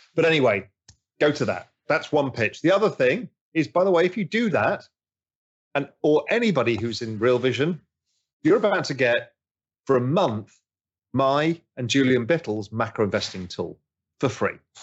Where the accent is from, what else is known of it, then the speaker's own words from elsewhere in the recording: England, United Kingdom; I'm English